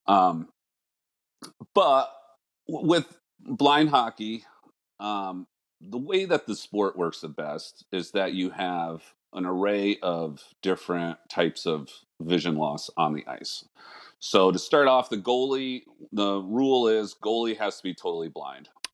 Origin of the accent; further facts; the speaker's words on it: Connecticut, United States; I was born here in Connecticut